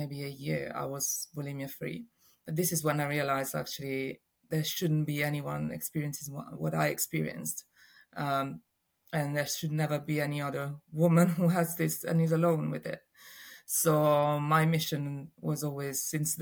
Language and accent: English; Rome, Lazio, Italy; I was born in Rome and in Italy, and I grew up in a really normal family, I'd say. I have a sister and mom and dad were around, and it was very, very lovely upbringing in Rome